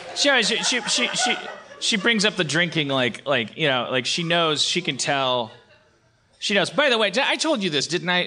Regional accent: Milwaukee, Wisconsin, United States; now in California, United States; I was born in Milwaukee

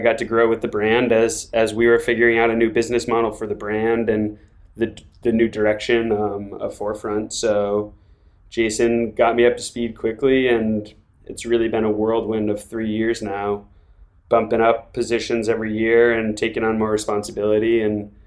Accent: New England, United States; also born or lived in Vermont; I grew up in New England and grew up ski racing

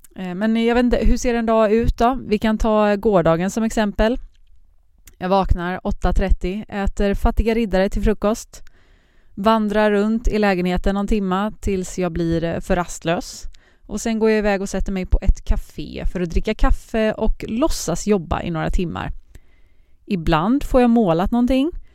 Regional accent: Partille, Västra Götaland, Sweden; moved away as an adult; now in Malmö, Sweden; Jag är från centrala Göteborg, Partille heter det, eh, men bor just nu i Malmö

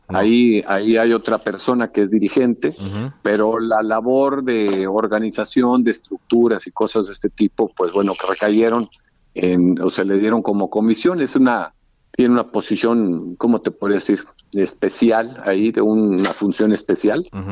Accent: Reynosa, Tamaulipas, Mexico; paisano mío, somos de Reynosa

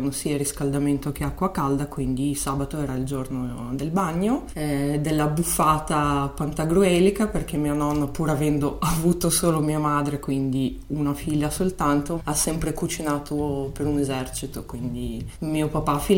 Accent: Chisinau, Moldova; Italian is a second language; moved away as an adult; now in Milan, Italy; sono nata a Kishinev, che beh, questa è la versione russa del, del, nome

